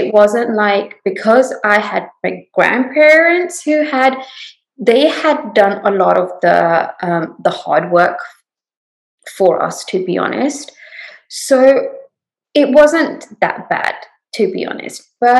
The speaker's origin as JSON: {"language": "English", "region": "London", "country": "United Kingdom", "lives_now": "Houston, United States", "said": "I came from England, and London was a melting pot."}